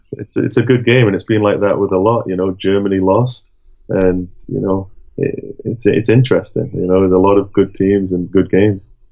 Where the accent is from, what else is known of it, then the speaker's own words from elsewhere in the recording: Durham, North East England, United Kingdom; now in Sheffield, United Kingdom; I'm from Durham, which is in the northeast, and when I was growing up, it was either Sunderland or Newcastle